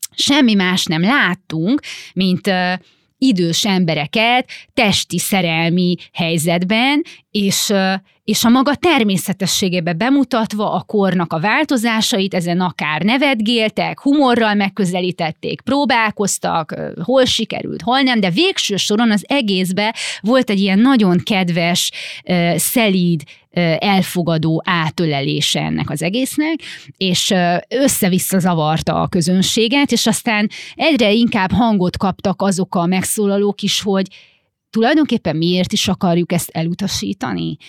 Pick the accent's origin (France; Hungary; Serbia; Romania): Romania; gyerekkorom a Ceausescu Romániájában, ahol ugye a, a szüleim ingáztak